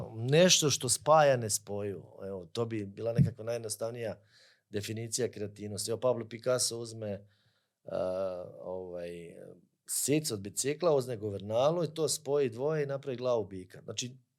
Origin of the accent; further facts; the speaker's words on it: Croatia; kod nas u Hrvatskoj